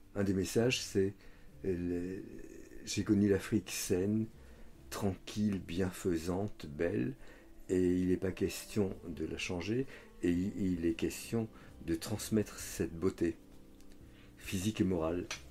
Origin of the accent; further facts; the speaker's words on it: France; je suis français